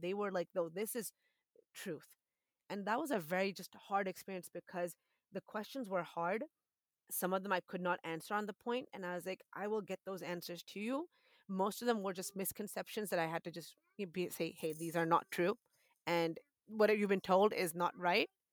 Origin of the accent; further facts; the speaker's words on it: Boston, Massachusetts, United States; moved away as an adult; also born or lived in Wisconsin; now in Texas, United States; That's my hometown. I'm from Boston, Massachusetts